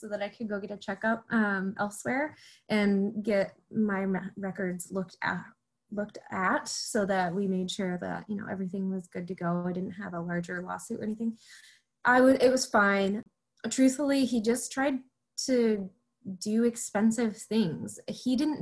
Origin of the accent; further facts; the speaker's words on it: Clarkston, United States; at the end of my time in Clarkston, my hometown